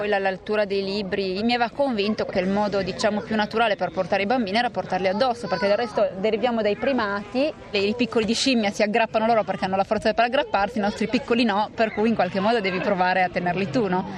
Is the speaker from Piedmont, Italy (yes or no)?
yes; Turin, Piedmont, Italy; moved away; also born or lived in Tuscan-Emilian Apennines; io sono torinese, nata a Torino, quindi con tutte le radici lì